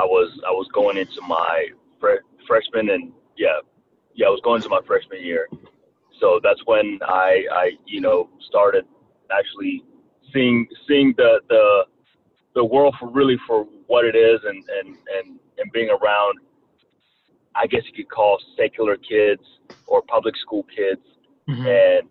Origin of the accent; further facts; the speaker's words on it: Rwanda; accent: Southern twang; English is a second language; also born or lived in Kentucky, United States; now in United States; I was actually born and raised in Rwanda, Africa. Came to the States in 1994 due to a tribal war that was going on in my country. And I was raised in Kentucky and learned how to speak English in Kentucky.